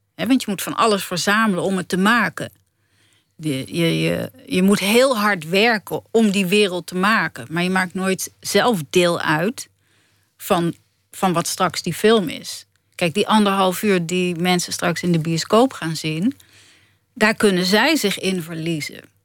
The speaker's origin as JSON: {"language": "Dutch", "country": "Netherlands", "said": "ik ben ook een Nederlander"}